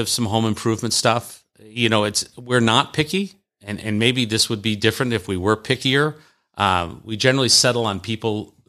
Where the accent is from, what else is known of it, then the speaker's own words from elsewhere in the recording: the South, United States; accent: Southern; My Southern accent. People seem to like my Southern accent.